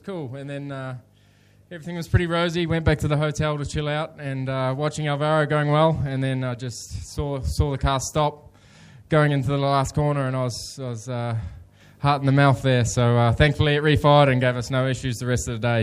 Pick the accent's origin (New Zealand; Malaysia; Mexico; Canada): New Zealand; I'm a Kiwi